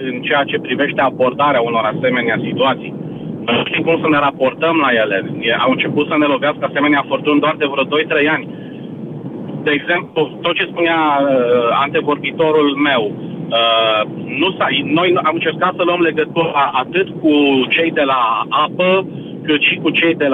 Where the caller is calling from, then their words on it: Timișoara, Timiș County, Romania; Sunt și eu din Timișoara, din primul eșalon al celor loviți de furtună ieri.